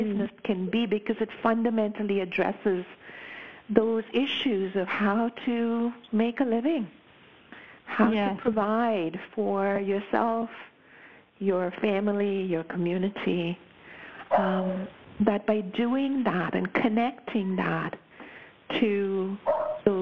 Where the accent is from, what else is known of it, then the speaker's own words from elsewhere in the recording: Mumbai, Maharashtra, India; moved away as an adult; also born or lived in United States / Pacific Northwest, Canada; now in Canada; I was born and raised in Bombay. I left when I was 21